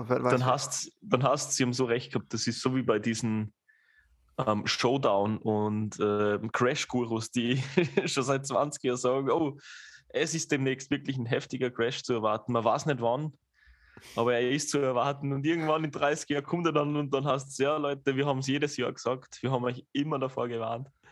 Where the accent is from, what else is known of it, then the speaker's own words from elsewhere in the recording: Austria; bei uns in Österreich